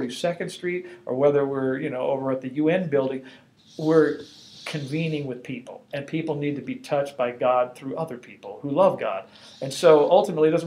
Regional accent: Los Angeles, California, United States; I grew up in Los Angeles, you know, going to the Catholic Church

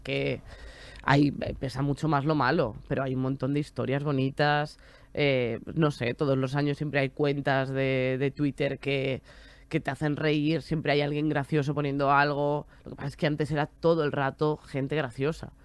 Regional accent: Galicia, Spain; moved away as an adult; now in Madrid, Spain; Yo me quería venir a vivir a Madrid, que además yo soy de Galicia.

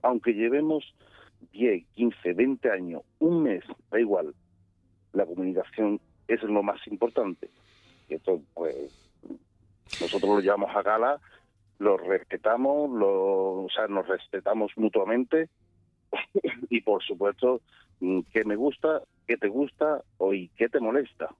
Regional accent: Seville, Andalusia, Spain; yo en este caso soy de Sevilla

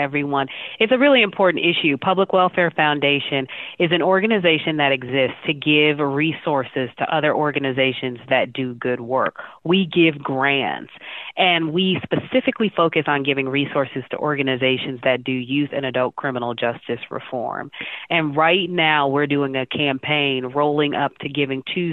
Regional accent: Chicago, Illinois, United States; I grew up on the west side of Chicago

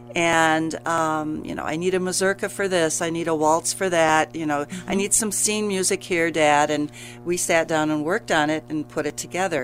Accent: Grand Rapids, Michigan, United States; moved away as an adult; now in Kalamazoo, United States; grew up in Grand Rapids

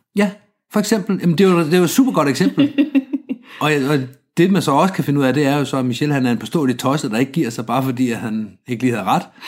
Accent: Denmark; som, som dansker

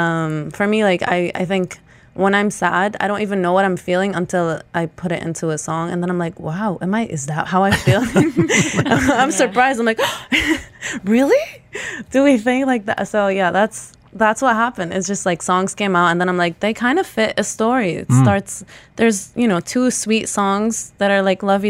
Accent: Beirut, Beirut Governorate, Lebanon; moved away; also born or lived in London; I grew up in Beirut, Lebanon

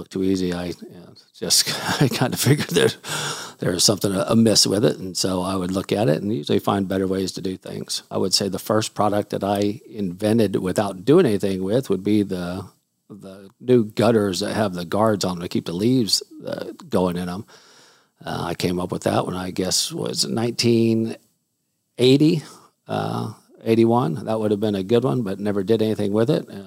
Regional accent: Houston, Texas, United States; also born or lived in Salt Lake City, Utah; I did move to Houston, Texas when I was four. Lived here my whole life

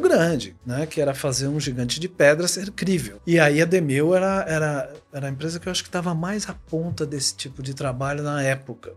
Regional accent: Rio de Janeiro, Brazil; eu sou carioca

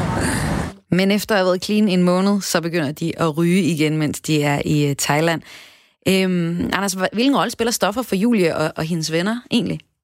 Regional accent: North Jutland, North Denmark Region, Denmark; nu taler jeg som nordjyder

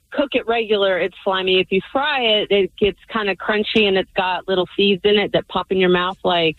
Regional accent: Memphis, Tennessee, United States; now in Seattle area, United States; because I'm from Memphis.

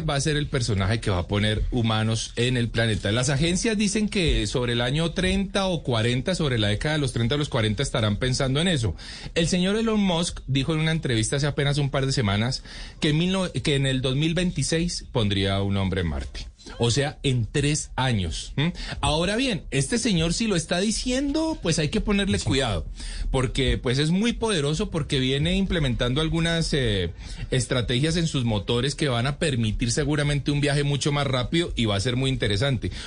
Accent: Cali, Valle del Cauca, Colombia; yo soy caleño

